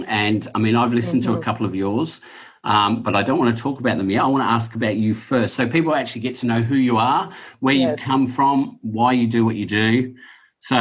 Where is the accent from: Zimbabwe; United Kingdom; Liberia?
United Kingdom; England; now in Australia; I grew up in England and then moved to Australia